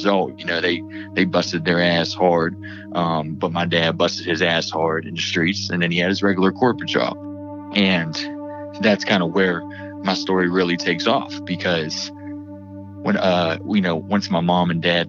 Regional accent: Pittsburgh, Pennsylvania, United States; I'm from Pittsburgh, PA

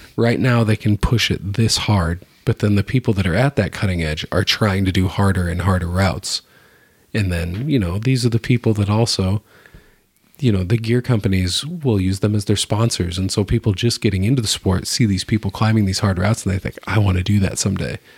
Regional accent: Iowa, United States; I'm from Iowa

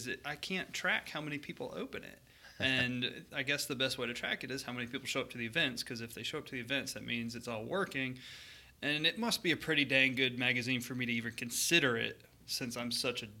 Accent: Maine, United States; moved away; I'm not from Minnesota. I'm from Maine

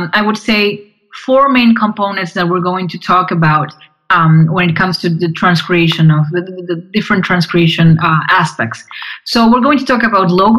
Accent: Argentina; I'm from Argentina

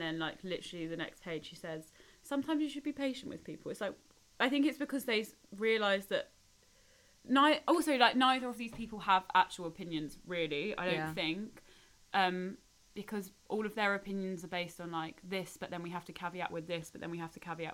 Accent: England, United Kingdom; I'm English

